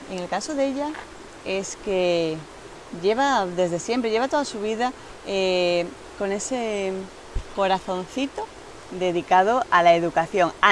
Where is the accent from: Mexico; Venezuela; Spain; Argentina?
Spain; Galicia; moved away as an adult; now in Salamanca, Spain